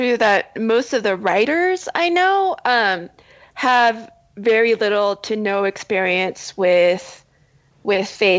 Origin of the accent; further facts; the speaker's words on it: United States; I'm Korean American